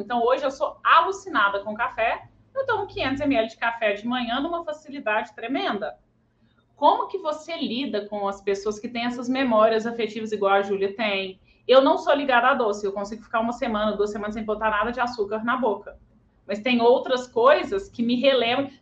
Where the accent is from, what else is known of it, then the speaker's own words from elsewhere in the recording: Belo Horizonte, Minas Gerais, Brazil; Eu sou de BH